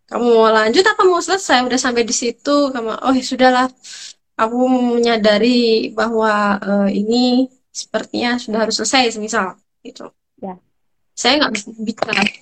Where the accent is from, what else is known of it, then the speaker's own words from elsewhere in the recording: Sumatra, Indonesia; born there; itu karena saya kelahiran Sumatera ya guys ya sorry